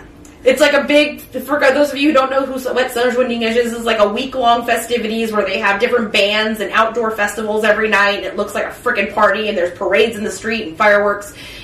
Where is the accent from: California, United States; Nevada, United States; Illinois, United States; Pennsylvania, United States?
California, United States; Oakland; Growing up in El Cerrito and Oakland and all these surrounding cities